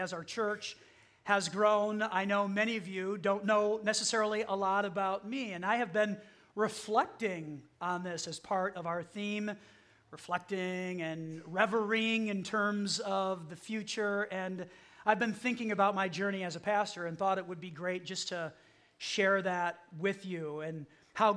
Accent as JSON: {"language": "English", "town": "Chicago", "region": "Illinois", "country": "United States", "tie": "born or raised there", "also_born_or_lived": "Mulberry, Florida / Highland, Indiana", "moved": "as an adult", "said": "I grew up outside of Chicago. That's where my parents lived and still live to this day"}